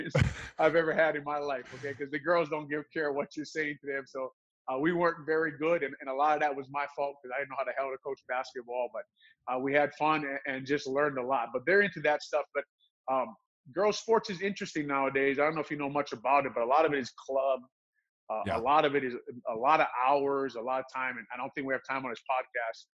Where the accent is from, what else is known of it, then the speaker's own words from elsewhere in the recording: Hawaii, United States; now in Illinois, United States; He's my best friend I grew up with in Hawaii.